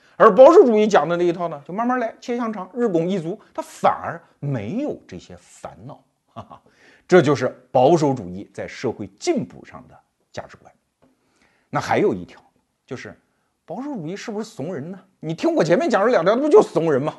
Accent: Anhui, China; 我老家安徽

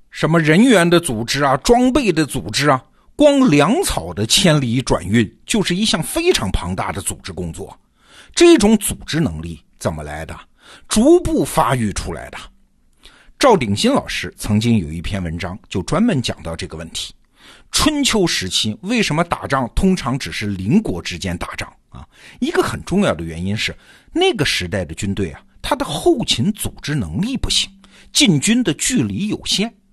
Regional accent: China; 我们中国人

